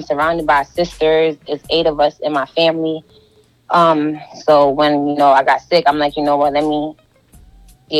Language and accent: English; New York City, New York, United States; I'm from Brooklyn, New York